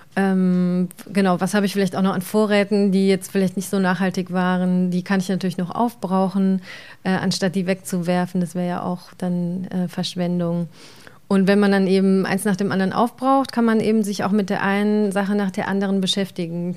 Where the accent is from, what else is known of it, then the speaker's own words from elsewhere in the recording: Germany; bei uns in Deutschland oder in der Region